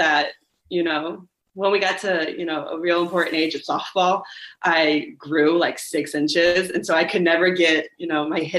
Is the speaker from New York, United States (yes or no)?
no; Oviedo, Florida, United States; also born or lived in Orlando; I would like to be able to stay in my hometown.